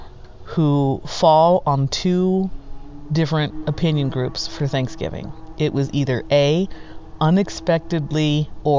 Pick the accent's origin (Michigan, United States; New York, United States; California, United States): California, United States; now in Reno, United States; our home state where we grew up in California. And we feel the effects of it here in Nevada as we are in Reno